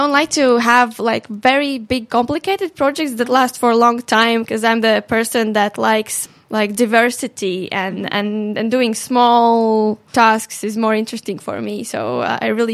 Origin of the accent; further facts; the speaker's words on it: Latvia; from Latvia